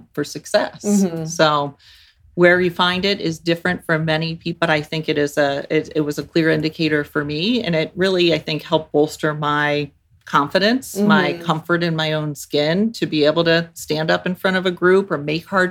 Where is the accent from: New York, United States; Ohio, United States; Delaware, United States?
Ohio, United States; Central; I grew up here in Central Ohio